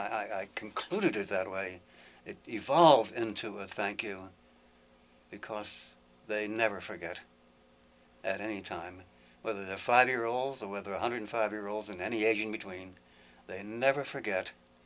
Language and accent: English; Baldwin, New York, United States; also born or lived in Brooklyn, New York; I was born in St. Mary's Hospital in Brooklyn, New York. And later on, my family moved ultimately to a little town called Baldwin on Long Island, about 20 miles east of New York City. And I was raised there